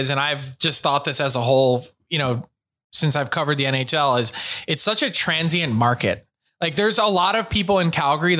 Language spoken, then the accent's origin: English; Philadelphia, Pennsylvania, United States; I'm from Philly